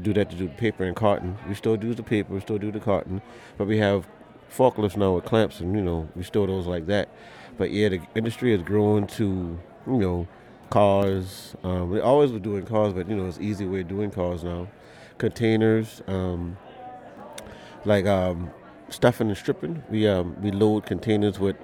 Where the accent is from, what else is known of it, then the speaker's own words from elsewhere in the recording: Charleston, South Carolina, United States; Charleston, South Carolina.